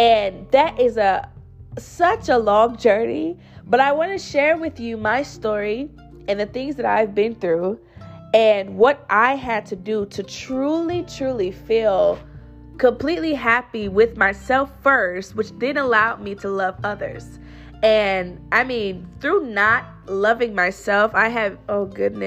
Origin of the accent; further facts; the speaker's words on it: St. Louis, Missouri, United States; moved away as an adult; now in Austin, United States; I am currently in Austin, Texas, but I'm from St. Louis, Missouri originally